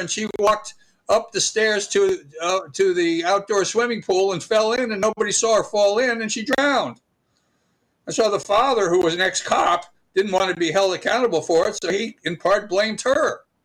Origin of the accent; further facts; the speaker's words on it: Stamford, Connecticut, United States; I grew up in Stamford, Connecticut, and so I was a Yankee fan